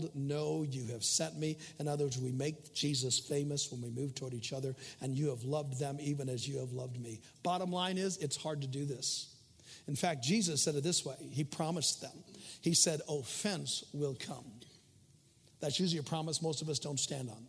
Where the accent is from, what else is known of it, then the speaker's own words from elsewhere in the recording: United States; we are Americans, and I'm glad I'm an American